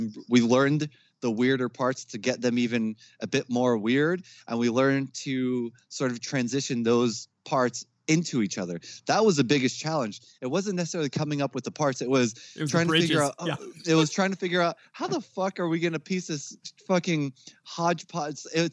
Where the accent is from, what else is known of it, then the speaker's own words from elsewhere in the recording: Jersey City, New Jersey, United States; we grew up in Jersey City. It was quite the hood.